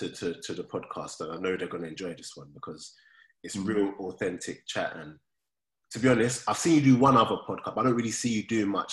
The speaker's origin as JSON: {"language": "English", "region": "London", "country": "United Kingdom", "tie": "born or raised there", "said": "No one said anything too mad growing up in South London, blah, blah, blah."}